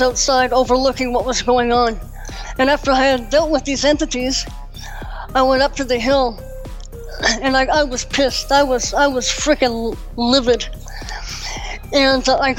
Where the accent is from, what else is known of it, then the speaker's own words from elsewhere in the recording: Victoria, British Columbia, Canada; also born or lived in Langford, British Columbia; I'm from Canada and up here in British Columbia. I grew up for the first part of my life up until my teens in Victoria